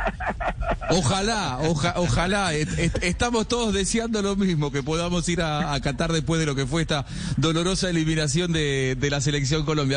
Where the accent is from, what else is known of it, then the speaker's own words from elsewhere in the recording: Argentina; yo como argentino